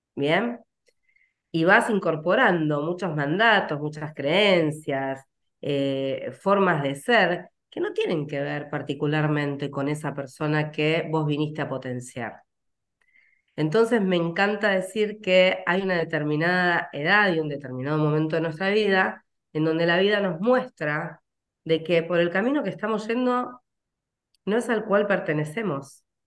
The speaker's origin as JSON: {"language": "Spanish", "town": "Rosario", "region": "Santa Fe", "country": "Argentina", "said": "soy rosarina."}